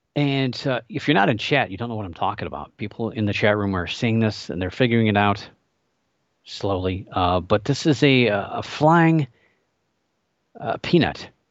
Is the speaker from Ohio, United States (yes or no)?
yes; Northeast Ohio, United States; I grew up in Northeast Ohio, still live here